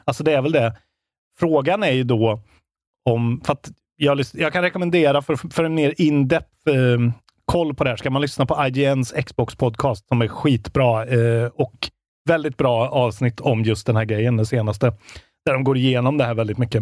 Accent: Värmland, Sweden; moved away; Jag har ju varit hemma i Värmland nu

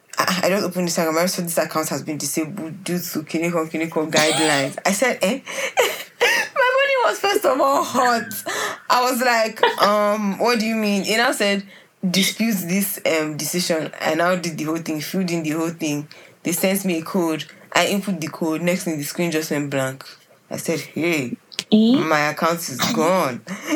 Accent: Nigeria

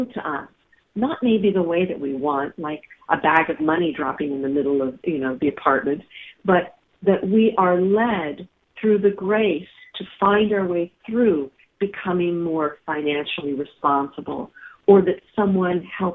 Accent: Bedford, Pennsylvania, United States; moved away; my hometown is in Bedford, Pennsylvania

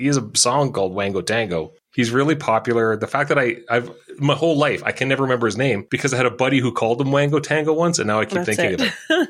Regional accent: Canada; We're Canadian, man.

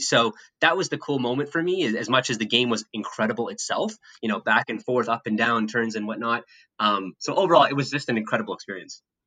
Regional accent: Winnipeg, Manitoba, Canada; moved away as an adult; now in United States; as a kid growing up in Canada

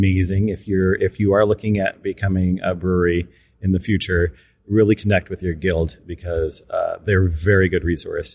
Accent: Pacific Northwest, United States; moved away as an adult; now in Washington, DC, United States; we are from the Pacific Northwest, so we really love the outdoor aspect of the area that we were living in.

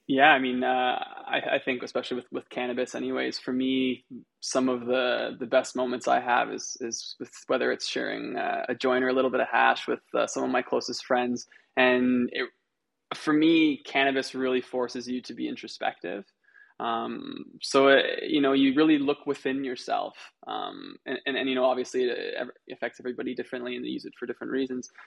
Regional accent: Canada; also born or lived in Israel; I was born in Canada

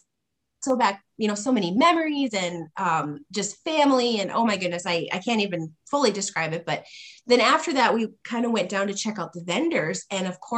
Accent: North Dakota, United States; I grew up mostly around the Spirit Lake Nation and then up in the Turtle Mountains in North Dakota.

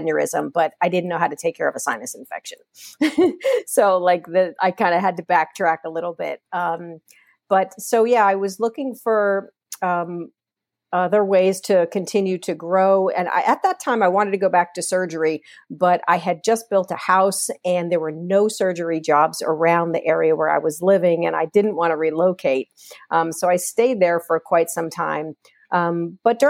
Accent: Port Chester, New York, United States; born and raised in Portchester, New York

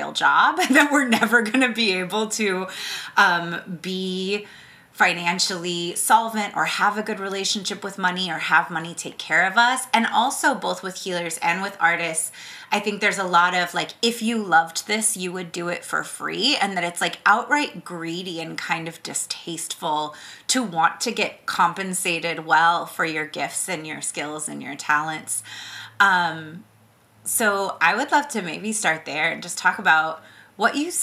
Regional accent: the Bay Area, California, United States; we're both from the Bay

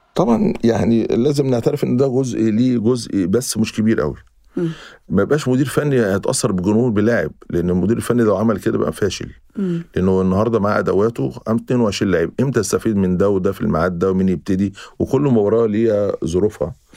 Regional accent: Egypt; احنا ك مصريين

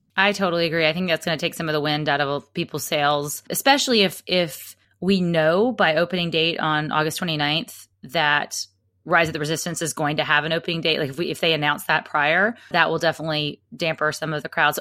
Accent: Alabama, United States; I'm from Alabama

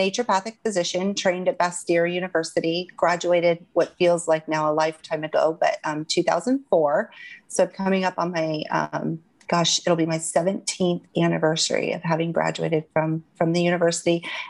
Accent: Alaska, United States; Alaska is my home state. I had moved back there in 2010.

